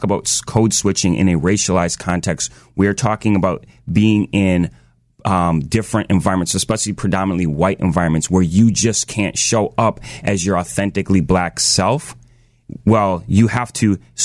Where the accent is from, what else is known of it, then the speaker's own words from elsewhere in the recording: Washington, District of Columbia, United States; moved away; I was born in Washington, D.C.